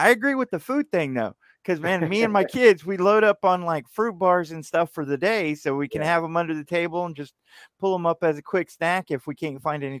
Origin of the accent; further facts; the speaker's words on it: Texas, United States; Born and raised in Texas. I've been here all my life.